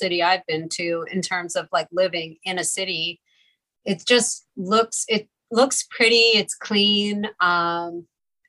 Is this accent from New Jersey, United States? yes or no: no; Pennsylvania, United States; moved away; I grew up in Ballykinwood, which is kind of a small suburb outside, right outside of Philly